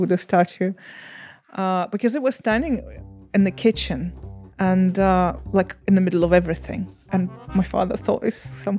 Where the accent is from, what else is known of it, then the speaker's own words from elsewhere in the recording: Bucha, Kyiv Oblast, Ukraine; I'm telling you about the situation that happened in Bucha, which I consider my hometown.